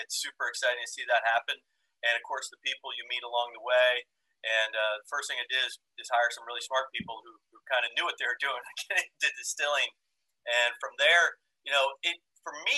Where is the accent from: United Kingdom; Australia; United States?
United States; Maryland; moved away as an adult; also born or lived in Flagstaff, Arizona; I grew up in Maryland